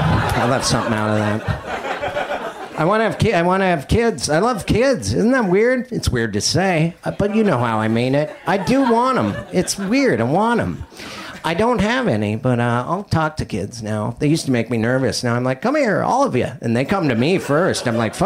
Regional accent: Montana, United States; Yeah, I was raised and bred in Montana. And as a child, I ate nothing but raisin bread.

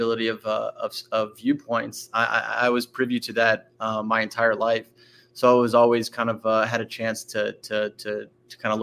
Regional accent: Arlington, Virginia, United States; also born or lived in Washington, District of Columbia, United States / Alexandria, Virginia; I grew up all the way through high school in Northern Virginia. First in the city of Arlington, and then I went to high school in Alexandria

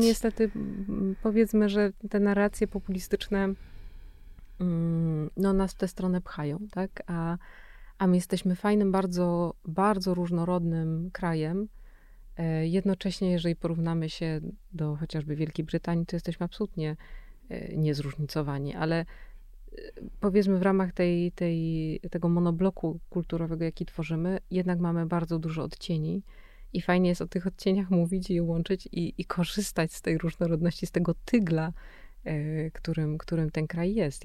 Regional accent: Silesian Voivodeship, Poland; ja jestem ze Śląska

